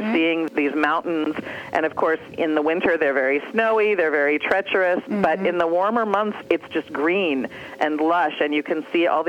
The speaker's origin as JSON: {"language": "English", "region": "Iowa", "country": "United States", "said": "I come from Iowa, where there are lots of limestone formations and quarries and caves"}